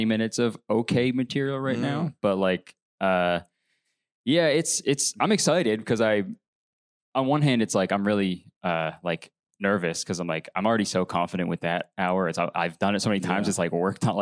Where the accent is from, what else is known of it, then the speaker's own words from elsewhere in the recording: Canada; I'm Canadian